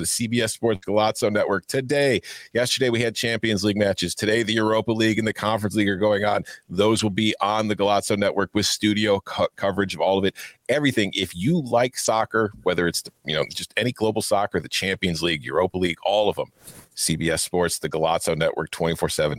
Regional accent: Chicago, Illinois, United States; I grew up in Chicago.

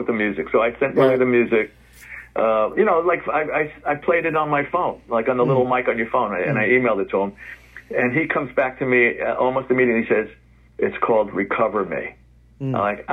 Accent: New York, United States; Like I said, I grew up in the Bronx. Our kitchen window overlooked the stadium. We were at the top of the hill.

